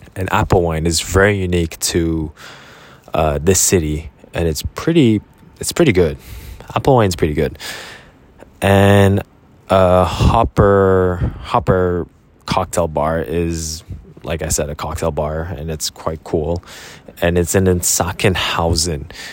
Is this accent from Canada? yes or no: yes; Canada; They saw me as a Canadian, but they also saw me as a Korean. And I really appreciated that fact because that's the reality of who I am. I'm a Korean Canadian